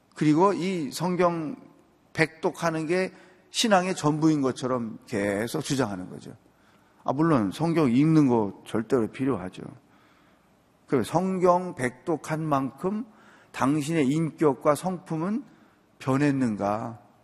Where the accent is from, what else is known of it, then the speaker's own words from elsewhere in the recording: Chungcheong, South Korea; 저는 충청도 사람인데